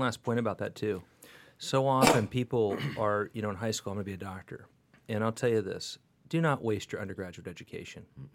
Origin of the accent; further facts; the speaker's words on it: California, United States; moved away; every California medical school rejected me, which was the beginning of my deprogrammation of as a Californian